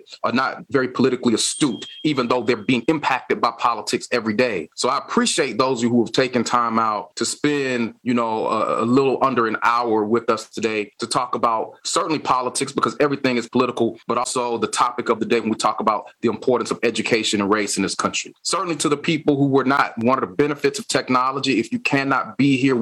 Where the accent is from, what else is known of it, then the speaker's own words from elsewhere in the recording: Georgia, United States; moved away; my home state of Georgia